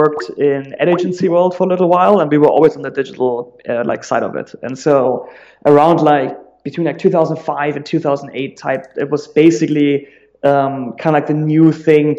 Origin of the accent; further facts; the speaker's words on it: Germany; accent: German; English is a second language; moved away as an adult; also born or lived in San Francisco; now in United States; I'm originally German, like you very likely will realize in a second, just based off my accent